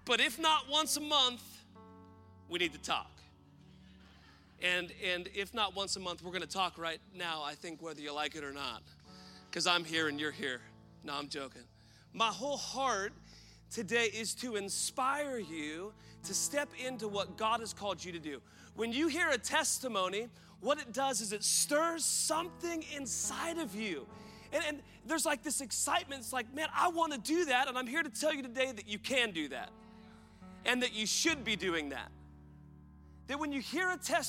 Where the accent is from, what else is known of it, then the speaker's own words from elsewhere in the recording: Woodland, Washington, United States; born and raised in Woodland, Washington